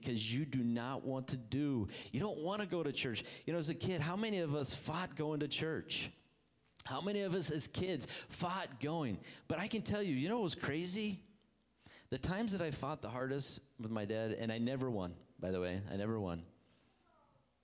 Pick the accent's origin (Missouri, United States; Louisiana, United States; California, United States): California, United States; Hemet; also born or lived in Ohio; went to a church in town here after we moved from Ohio to California. Ended up in beautiful Hemet